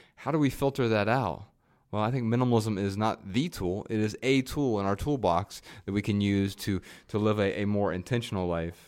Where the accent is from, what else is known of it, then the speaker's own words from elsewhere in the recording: Lebanon, Ohio, United States; also born or lived in Dayton, Ohio; I was born in Dayton, Ohio